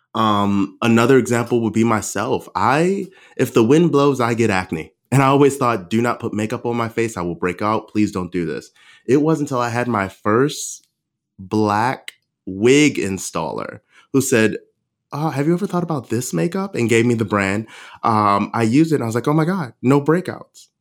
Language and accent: English; Baltimore, Maryland, United States; moved away; my hometown of Baltimore